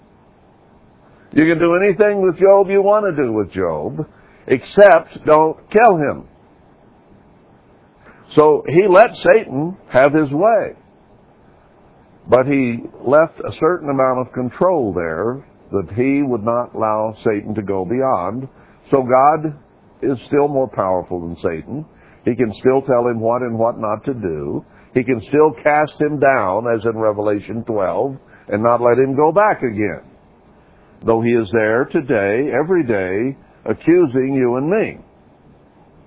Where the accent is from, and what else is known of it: United States